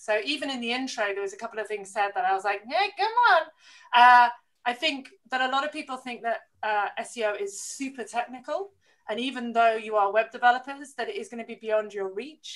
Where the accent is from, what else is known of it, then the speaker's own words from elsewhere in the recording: near Manchester, North West England, United Kingdom; moved away as an adult; now in Australia; I'm British. I grew up in near Manchester and lived, go the Brits. And then I lived down south.